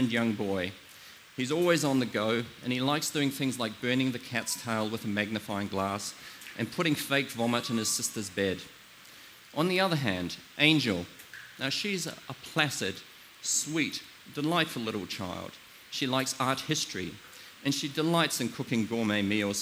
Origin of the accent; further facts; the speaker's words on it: New Zealand; I come from New Zealand